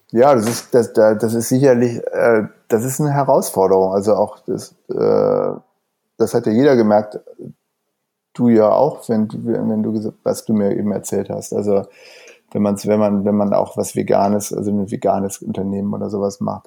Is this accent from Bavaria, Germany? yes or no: no; Wuppertal, North Rhine-Westphalia, Germany; now in Berlin, Germany; ich komme ursprünglich aus, aus Wuppertal, aber bin schon seit ungefähr 30 Jahren jetzt hier in Berlin